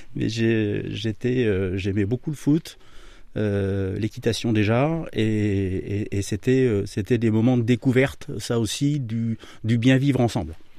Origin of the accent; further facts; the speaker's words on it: Amboise, Centre-Val de Loire, France; je suis Tourangeau, amboisien pour être très précis et fier de l'être. donc originaire de la région Centre-Val de Loire